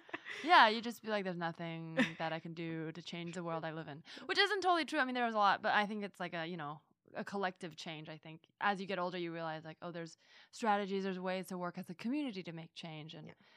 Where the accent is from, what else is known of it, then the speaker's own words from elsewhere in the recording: Bay Area, California, United States; growing up in the Bay Area